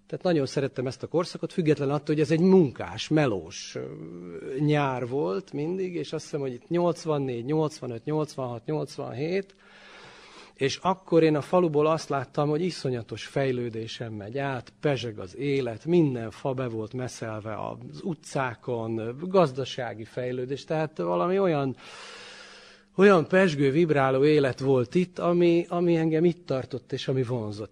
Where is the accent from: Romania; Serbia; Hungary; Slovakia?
Serbia; Subotica, Vojvodina; also born or lived in Torda / Palić; három éves lehettem, azt hiszem, tehát 73-as születésű vagyok, és ha jól tudom, akkor 76-ban költöztek a szüleim Szabadkára